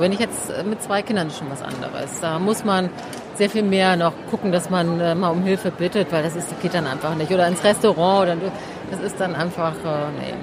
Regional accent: Hamburg, Germany; now in Berlin, Germany; wir haben jetzt wenig Familie in Berlin und so. Ich bin ja aus Hamburg

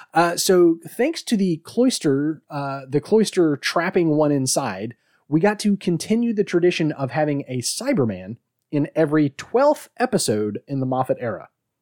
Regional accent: Australia; I'm like, I'm sorry, is my Scottish accent wrong? I'm Australian.

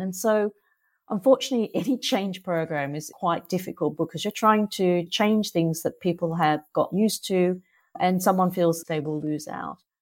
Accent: Australia; accent: Australian; moved away as an adult; also born or lived in Singapore; I'm Australian, so you can probably hear that from my accent

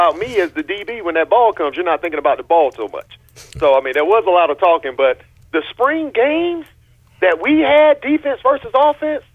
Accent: New Bern, North Carolina, United States; we grew up in Five Points, New Bern

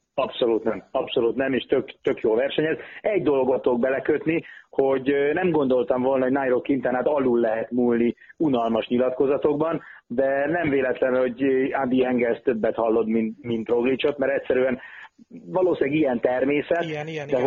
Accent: Hungary; mi magyarok vagyunk

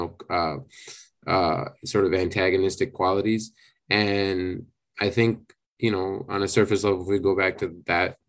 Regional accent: India; growing up in India with Hinduism

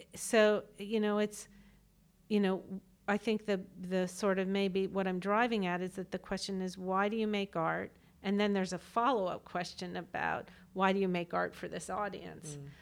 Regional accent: Washington, District of Columbia, United States; growing up in Washington, D C, where I was, got to be in these pinnacle cultural institutions

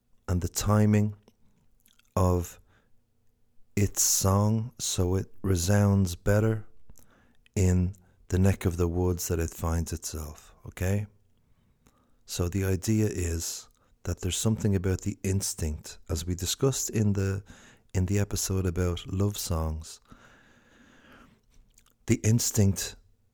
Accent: Ireland; as Irish songwriters

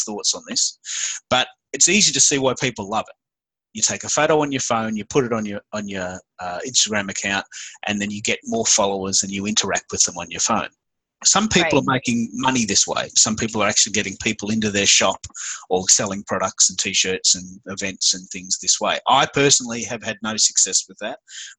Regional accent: Australia; accent: Aussie; I'm the Aussie Twitter guy. I speak with an Aussie accent

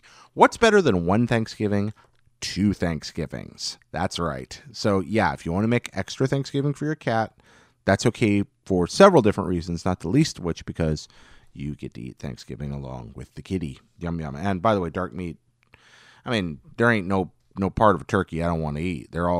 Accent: Washington, District of Columbia, United States; I grew up in Washington, D.C., and there was a fairly large and active Jewish community in my neighborhood.

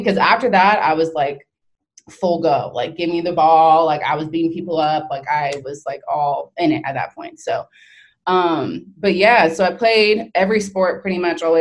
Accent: Florida, United States; now in South Carolina, United States; I'm from Florida

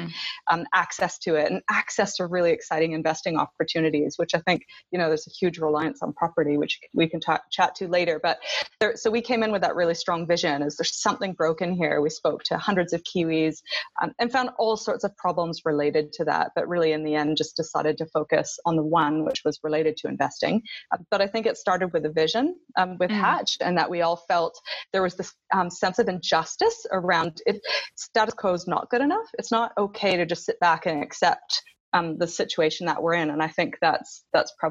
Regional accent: Canada; moved away as an adult; now in New Zealand; I am a Canadian

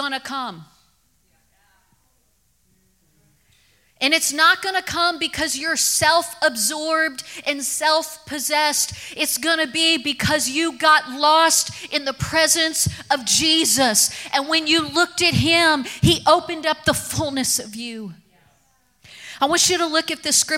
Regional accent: Kentucky, United States; I grew up in Kentucky

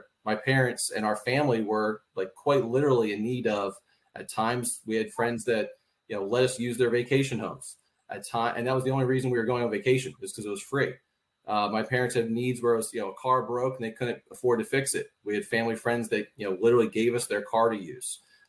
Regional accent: Philadelphia, Pennsylvania, United States; In the Philadelphia area, you know, unique situation in that we had 1 acre

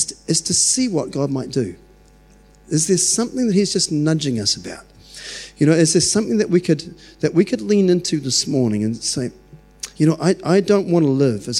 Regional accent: New Zealand; I'm so glad I was born in New Zealand.

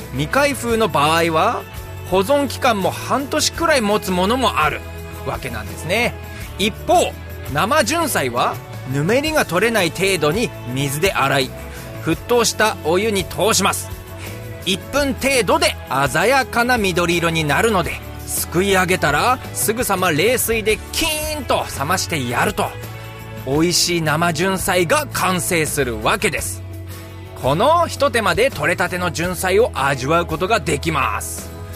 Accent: Mitane, Akita, Japan; 三種町森竹出身です

